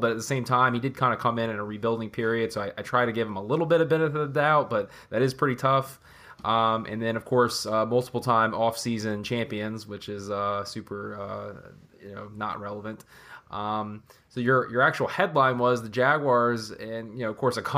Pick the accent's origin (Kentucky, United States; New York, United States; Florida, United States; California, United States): Florida, United States; Jacksonville; I'm born and raised in Jacksonville